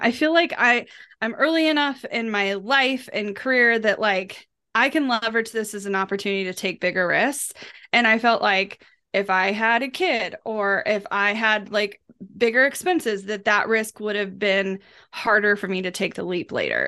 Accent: Kansas City, Missouri, United States; I grew up in Kansas City, um, while I lived on the outskirts of the metro, I technically lived in a rural community

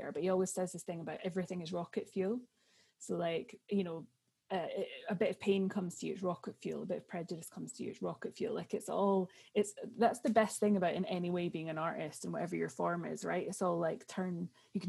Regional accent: Edinburgh, Scotland, United Kingdom; moved away; also born or lived in London; my family are very West Coast, even though I was brought up in Edinburgh

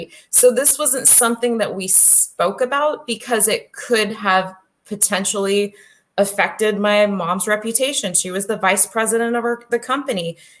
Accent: California, United States; Well, I came from California.

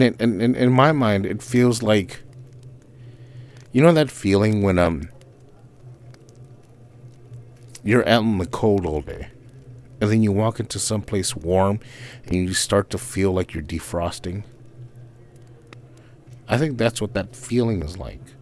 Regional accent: California, United States; we're from the same West Coast. We're from California

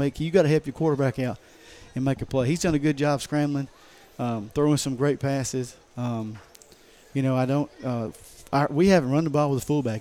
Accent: Lafayette, Alabama, United States; now in Wadley, United States; I grew up in Lafayette.

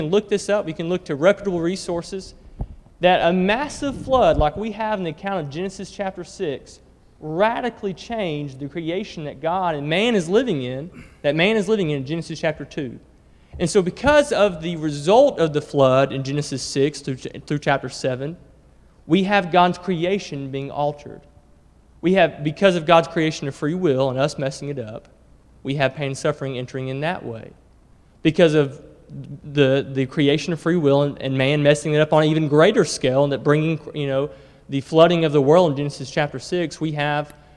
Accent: Alabama, United States; I grew up in Alabama

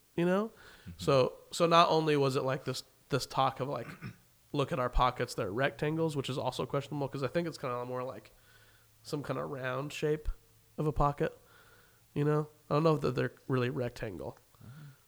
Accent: Wichita, Kansas, United States; moved away as an adult; I remember growing up in Wichita and loving it

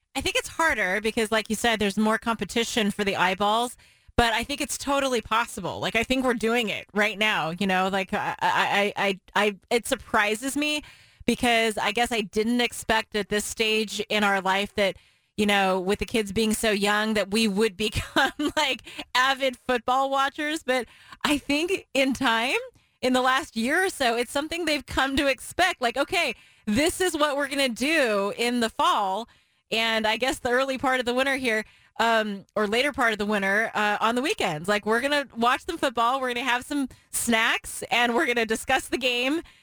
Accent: Portland, Oregon, United States; we all growing up in the Portland area knew the words to those songs

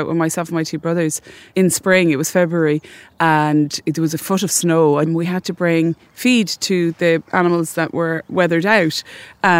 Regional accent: Athenry, Connacht, Ireland; I'm from Athenry, and we don't have any water, just a little river that runs through the town that you hardly notice. And even though Galway is coastal, I didn't really grow up beside the sea

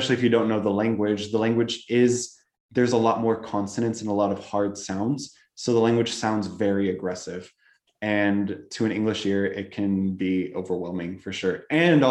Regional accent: Nebraska, United States; born or raised there; moved away as an adult; also born or lived in Spain / Fort Smith, Arkansas; now in Czech Republic

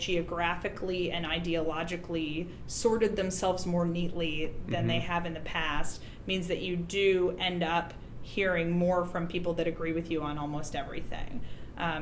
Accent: hometown represented by Collin Peterson, Minnesota, United States; Colin Peterson, my hometown congressman

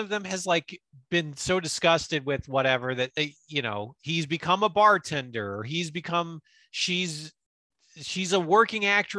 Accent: Canada; So then I decided I didn't want to do the drafts, and I'm from Canada.

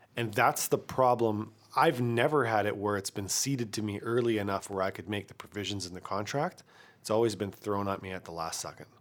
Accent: Kamloops, British Columbia, Canada; my hometown

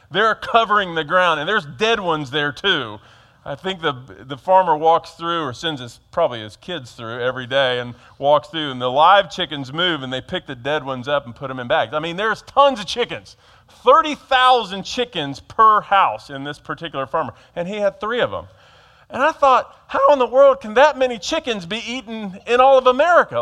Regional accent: Georgia, United States; now in Harrisburg, United States; I grew up in Georgia

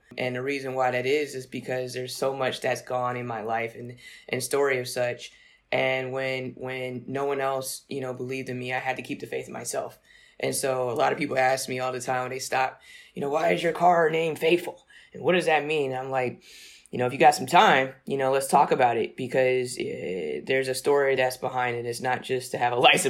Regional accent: Newport News, Virginia, United States; growing up in Newport News, Virginia was all about.

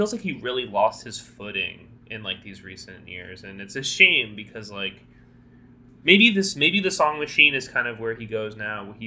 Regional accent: South Florida, United States; I grew up in South Florida

